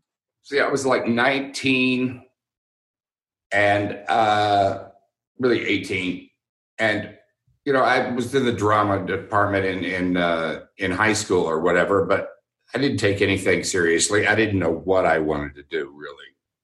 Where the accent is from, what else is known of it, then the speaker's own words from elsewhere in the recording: Houston, Texas, United States; University of Houston, and I went there because I grew up in Houston